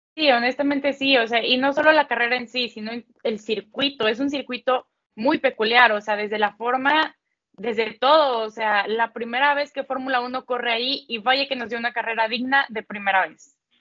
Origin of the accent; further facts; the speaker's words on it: Mexico; yo como mexicana